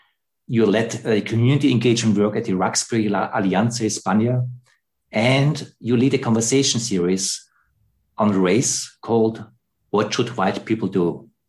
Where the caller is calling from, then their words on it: Germany; I'm calling here from Germany in the middle of the white continent, Europe.